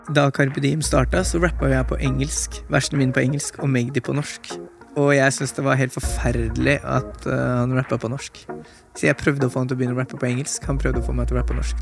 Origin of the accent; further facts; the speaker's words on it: Norway; vi som nordmenn med innvandrerbakgrunn